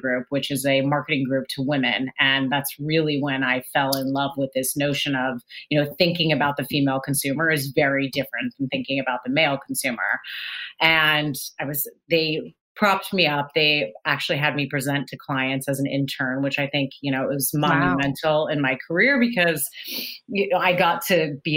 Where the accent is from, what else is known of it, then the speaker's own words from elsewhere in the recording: Los Gatos, California, United States; moved away as an adult; also born or lived in Boston; I grew up in Los Gatos